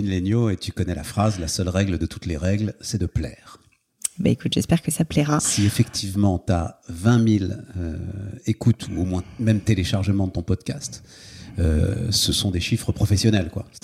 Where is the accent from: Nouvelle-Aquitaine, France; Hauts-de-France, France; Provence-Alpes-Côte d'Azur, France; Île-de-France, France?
Île-de-France, France; Paris; moved away as an adult; also born or lived in Issy-les-Moulineaux; now in Hauts-de-Seine, France; suis né à Paris, moi, je suis parisien.